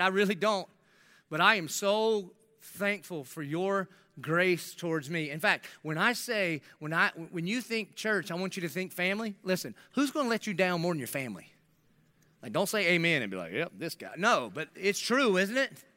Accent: South Carolina, United States; now in Jacksonville, United States; I'm from South Carolina

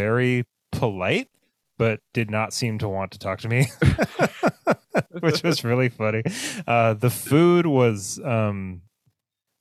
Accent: United States; as an American

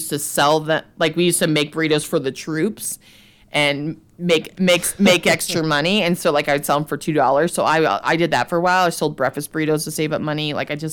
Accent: New Mexico, United States; moved away as an adult; also born or lived in Los Angeles; now in New York, United States; in my hometown in New Mexico

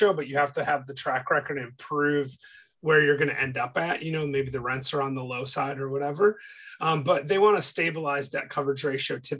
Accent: Michigan, United States; moved away as an adult; now in Chattanooga, United States; I'm from Michigan

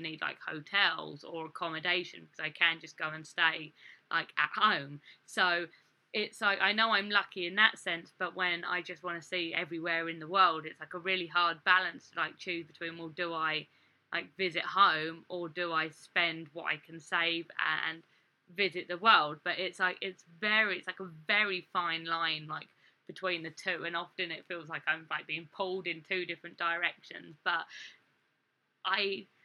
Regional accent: England, United Kingdom; born or raised there; moved away as an adult; now in United States

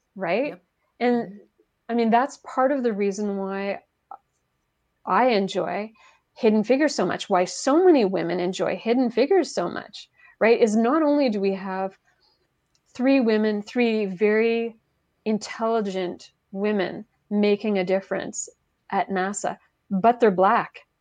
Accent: Quebec, Canada; first language French; English is a second language; moved away; i'm from quebec originally

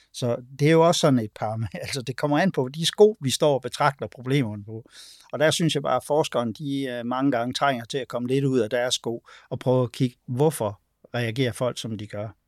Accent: Denmark; vi er vokset op i et sæt danske kulturelle sko

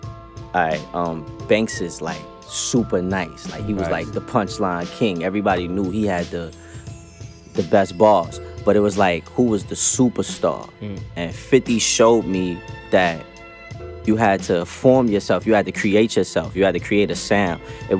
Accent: Queens, New York, United States; Like, I'm from Southside, Jamaica, Queens. Yeah, yeah, yeah. So, I'm from Lakewood and 107.

